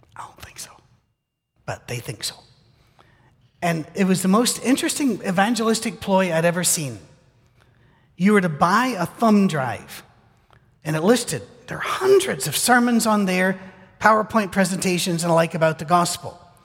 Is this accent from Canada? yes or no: no; United Kingdom; moved away; I'm British.